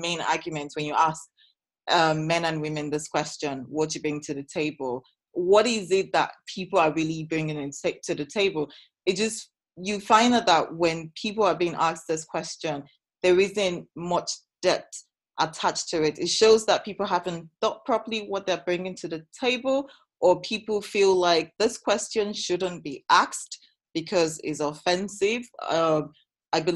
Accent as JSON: {"language": "English", "region": "Edo", "country": "Nigeria", "tie": "born or raised there", "said": "I'm from Edo State. That is how I was brought up."}